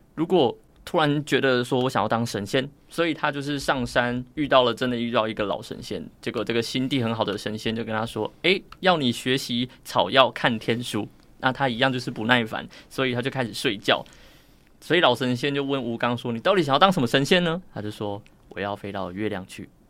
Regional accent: Tainan, Taiwan; moved away; 我也想要天天都在台南

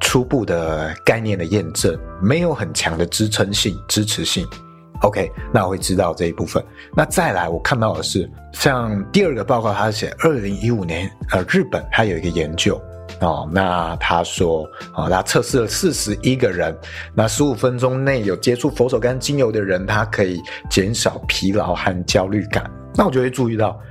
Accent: northern Taiwan, Taiwan; 像我是北部人，我想象的卤肉饭就是很多碎肉

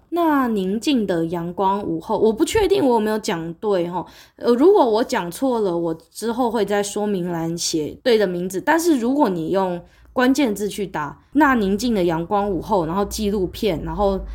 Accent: Taiwan; 我是在台湾，对不起，因为我，我是台湾人，一个亚热带国家，亚热带国家，北回归线穿过去的国家

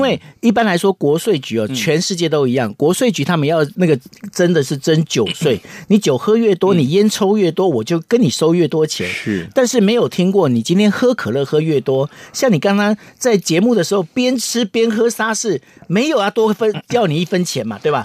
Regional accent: Taiwan; 跟我们台湾人不一样

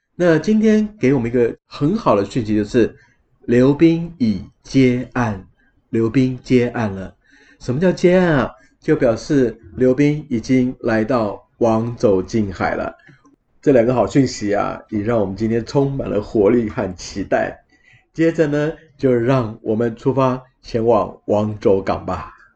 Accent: Taiwan; 我们来自台湾的同伴们

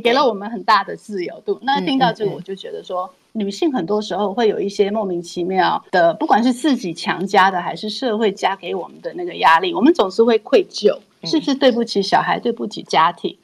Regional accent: Taiwan; 我自己是台湾 土生土长的台湾人，我是没嗯。有出国念书，好，我一嗯。直到大学 M B A 我都是在台湾念

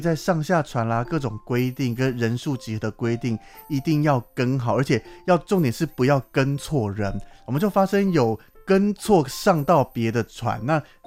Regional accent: Taiwan; 连我自己身为台湾人

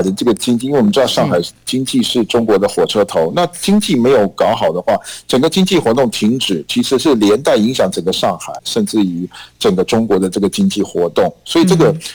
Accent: Taiwan; 我们台湾人讲的

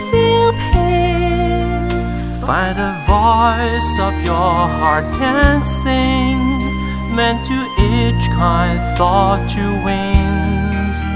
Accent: Flushing, New York, United States; I'm from Flushing, New York.

